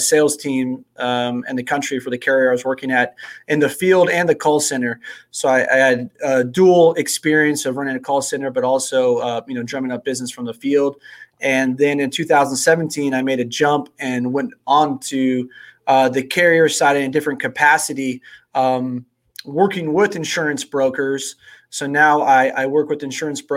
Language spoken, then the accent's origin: English; Sonoma County, Northern California, United States; also born or lived in San Diego, California / Oceanside, California; I'm a California native. So I grew up in Northern California, Sonoma County.